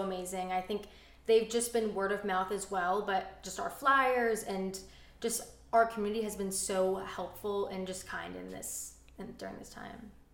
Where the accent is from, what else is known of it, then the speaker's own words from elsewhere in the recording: Orange County, California, United States; growing up in Orange County and being close to family